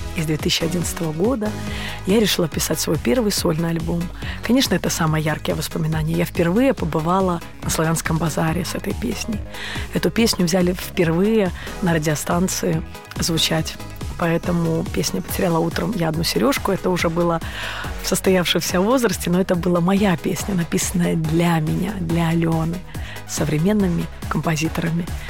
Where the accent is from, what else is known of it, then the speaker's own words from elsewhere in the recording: Mogilev Region, Belarus; moved away as an adult; now in Saint Petersburg, Russia; Я родом из Белоруссии, а жизнь меня привела в Петербург